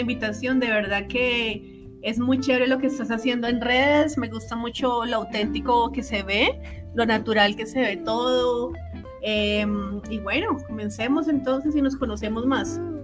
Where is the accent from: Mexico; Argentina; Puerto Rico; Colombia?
Colombia; yo como colombiana